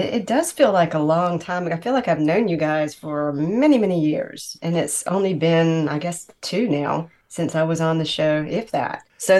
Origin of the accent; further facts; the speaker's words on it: Greenville, North Carolina, United States; I'm from Greenville, North Carolina.